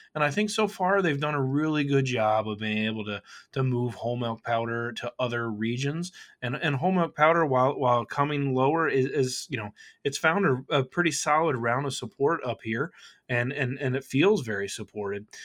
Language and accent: English; Kentucky, United States; now in Chicago, United States; I grew up in Kentucky